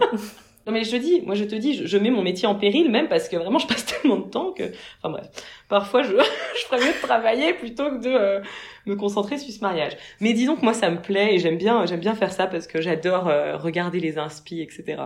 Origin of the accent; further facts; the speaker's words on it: Mâcon, Bourgogne-Franche-Comté, France; moved away; je viens de Mâcon de base